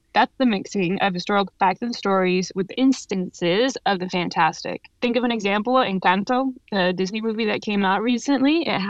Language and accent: English; Mexico City, Mexico; now in New York, United States; I'm originally from Mexico, Mexico City to be precise